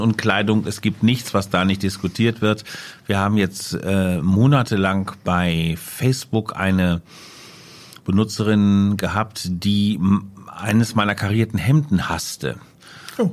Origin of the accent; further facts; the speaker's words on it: Letter, Lower Saxony, Germany; also born or lived in Hanover; Geboren 1963 äh, in Letter, das ist ein kleiner Vorort von Hannover, da wo die Leine so einen Bogen um den Ort herum macht, äh, da liegt Letter und da bin ich zur Welt gekommen.